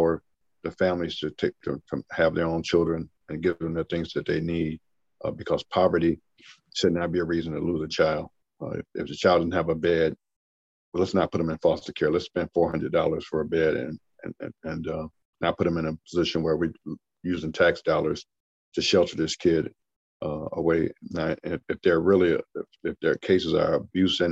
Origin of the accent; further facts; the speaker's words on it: Flint, Michigan, United States; I'm originally from Flint, Michigan, which is now known for something totally different than it was when I was grew up in Flint